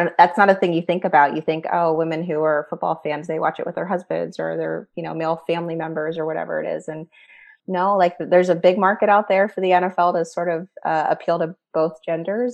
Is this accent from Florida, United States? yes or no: no; New Orleans, Louisiana, United States; moved away as an adult; also born or lived in Washington, District of Columbia, United States; now in Pittsburgh area, United States; I grew up in New Orleans